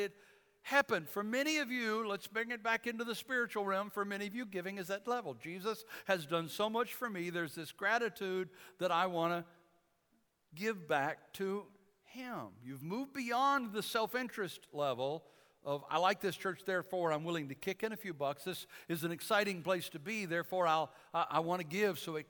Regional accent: Detroit, Michigan, United States; I grew up in Detroit

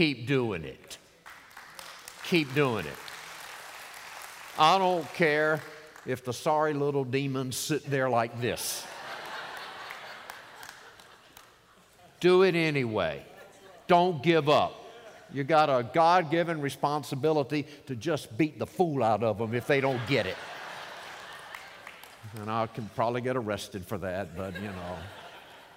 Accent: Norfolk, Virginia, United States; I grew up in Norfolk, Virginia

